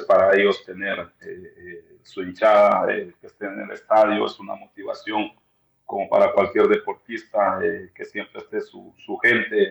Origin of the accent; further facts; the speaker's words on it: Ecuador; la gente que yo crecí en el Chota